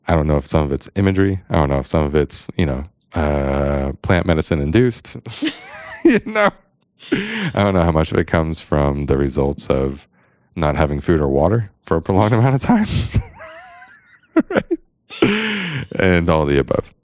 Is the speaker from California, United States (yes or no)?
yes; San Diego, California, United States; I'm a dude from San Diego